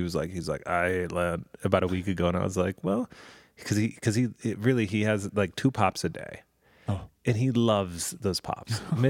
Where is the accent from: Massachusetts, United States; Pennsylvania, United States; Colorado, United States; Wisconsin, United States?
Colorado, United States; Denver; Oh, yeah. I grew up in Denver.